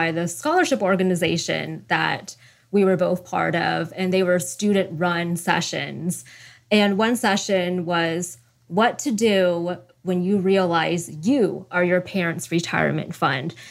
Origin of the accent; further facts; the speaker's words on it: Sacramento, California, United States; moved away as an adult; So that's Sacramento, California